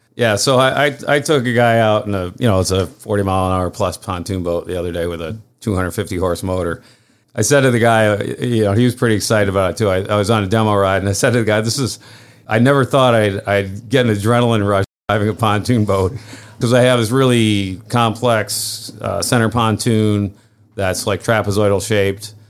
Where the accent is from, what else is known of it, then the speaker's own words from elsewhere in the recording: Saranac Lake, New York, United States; moved away as an adult; also born or lived in Charleston; I grew up here also.